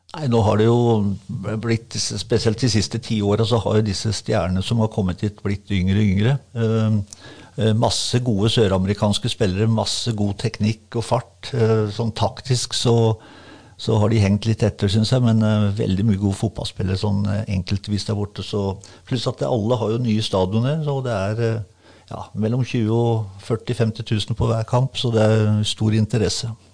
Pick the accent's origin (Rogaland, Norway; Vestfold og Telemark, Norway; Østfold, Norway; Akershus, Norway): Vestfold og Telemark, Norway; Bamble; moved away as an adult; also born or lived in Berlin / Aarhus; Jeg starta jo i Bamble, der jeg kommer fra